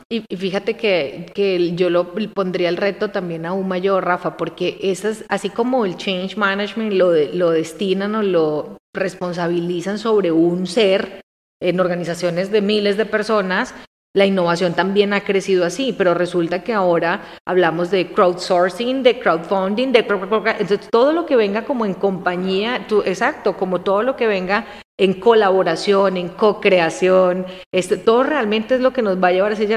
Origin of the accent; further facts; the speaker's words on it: Armenia, Quindío, Colombia; moved away as an adult; now in Mexico; Yo nací ahí, soy armenia, de Armenia, ¿vale? soy cuyabra. Y tomamos café. Entonces tomo café desde niña